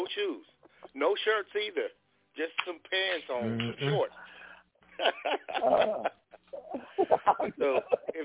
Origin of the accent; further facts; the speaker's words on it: Houston, Texas, United States; now in North Carolina, United States; I'm actually from Texas, Houston, and I live in North Carolina